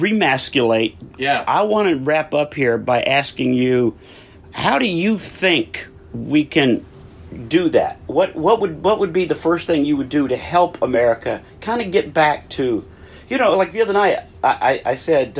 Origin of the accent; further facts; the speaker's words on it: Texas, United States; Growing up in Texas, I can understand Spanish